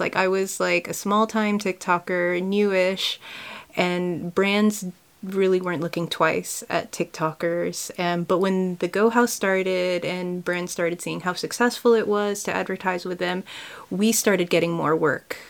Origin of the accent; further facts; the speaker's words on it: California, United States; moved away as an adult; also born or lived in Kildare, Ireland; now in Ireland; I grew up in California